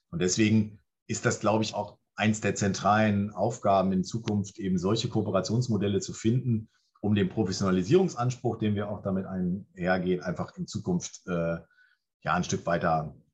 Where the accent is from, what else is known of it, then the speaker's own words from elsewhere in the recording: Clausthal-Zellerfeld, Lower Saxony, Germany; Göttingen ist schon zu groß, Klausthal, Zellerfeld, meine Heimatstadt zum Beispiel, ne?